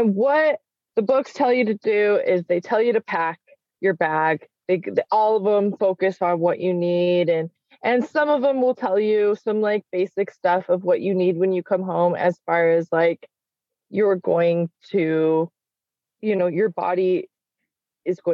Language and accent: English; Salt Lake City, Utah, United States; now in Washington, United States; I grew up in Salt Lake City where there are large families